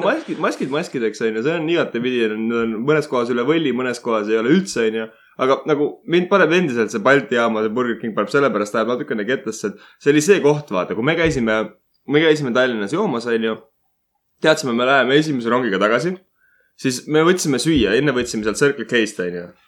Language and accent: Estonian; Estonia; ma olen eestlane